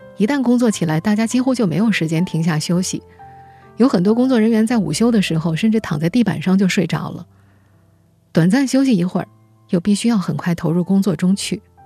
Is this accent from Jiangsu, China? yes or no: yes; Nanjing, Jiangsu, China; 作为一个南京人